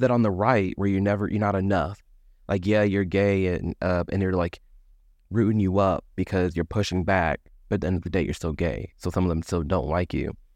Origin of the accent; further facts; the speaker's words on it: Midwest, United States; I grew up in the Midwest